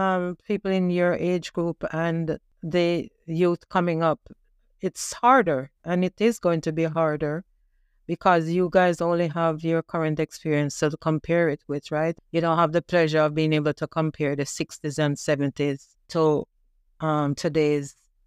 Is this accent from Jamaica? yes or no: yes; Jamaica; now in Canada; I remember growing up in Jamaica, and my parents, they struggled to provide for us.